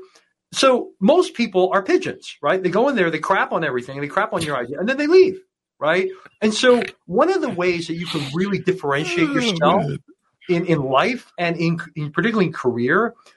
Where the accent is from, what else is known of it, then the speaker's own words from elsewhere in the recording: Hong Kong; I grew up in Hong Kong